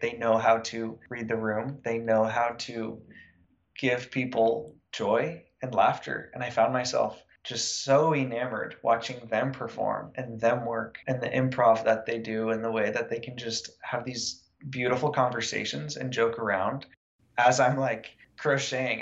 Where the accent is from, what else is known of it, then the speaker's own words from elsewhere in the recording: United States; growing up in Lake Tahoe, I lived in the woods